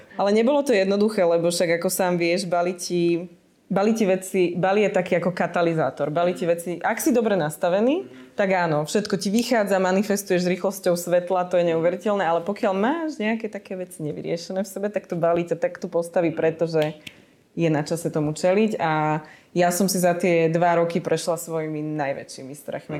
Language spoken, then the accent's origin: Slovak; Slovakia; moved away as an adult; ja som odišla zo Slovenska